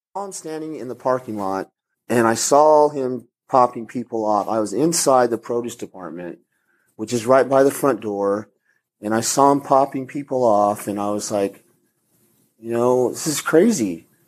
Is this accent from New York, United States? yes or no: no; El Paso, Texas, United States; I'm from El Paso and I know Spanish